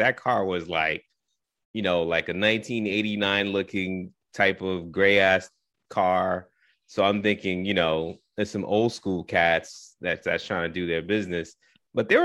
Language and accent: English; East Coast, United States; moved away; I'm from the East Coast